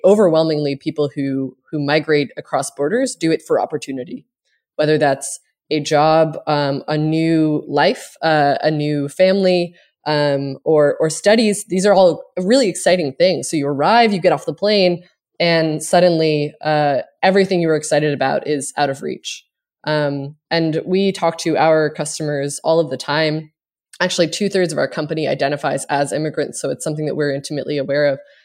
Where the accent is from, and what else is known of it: Cape Breton, Nova Scotia, Canada; now in United States